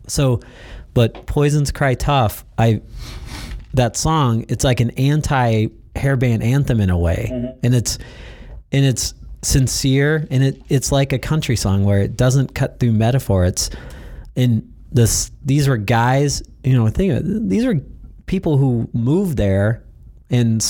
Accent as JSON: {"language": "English", "region": "Oklahoma", "country": "United States", "tie": "born or raised there", "said": "I was born in Oklahoma and I love that fact"}